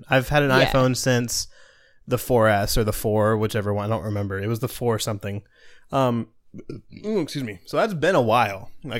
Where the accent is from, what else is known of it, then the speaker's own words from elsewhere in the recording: Florida, United States; I grew up in Florida, yeah.